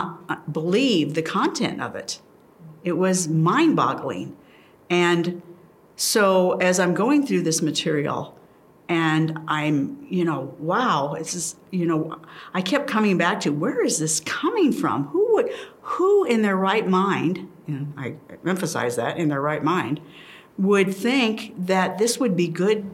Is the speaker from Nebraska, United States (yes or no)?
yes; Plattsmouth, Nebraska, United States; also born or lived in Omaha, Nebraska; I'm from Plattsmouth, Nebraska.